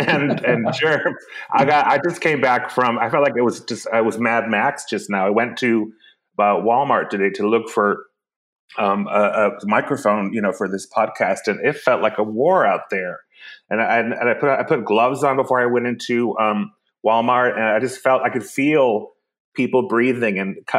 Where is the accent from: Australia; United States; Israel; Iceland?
Iceland; Mine's not heated either, but I'm from Iceland, so it was very bracing.